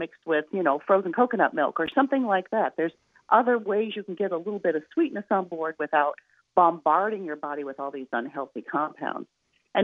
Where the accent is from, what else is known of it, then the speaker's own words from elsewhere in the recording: Midwest, United States; I'm from the Midwest, so I'm really cheap